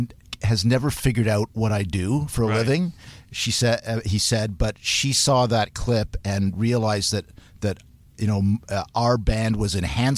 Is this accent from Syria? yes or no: no; Hamilton, Ontario, Canada; also born or lived in Manchester, United Kingdom; I was born in Manchester, UK, and then grew up in Hamilton.